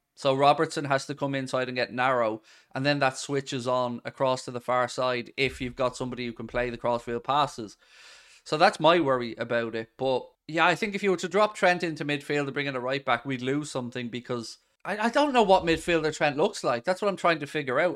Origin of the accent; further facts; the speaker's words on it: Ireland; we were spoiled growing up in Ireland